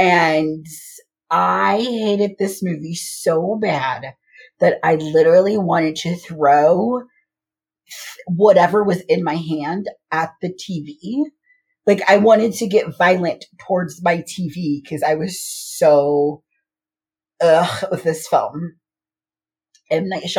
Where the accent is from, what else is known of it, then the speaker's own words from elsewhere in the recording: Paris, Île-de-France, France; I'm from Paris.